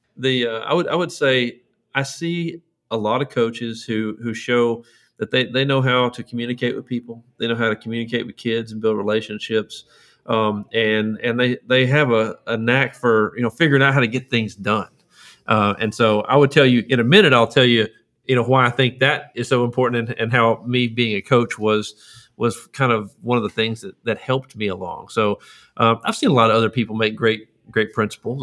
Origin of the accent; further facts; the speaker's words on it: Lufkin, Texas, United States; I grew up in, uh, Lufkin, Texas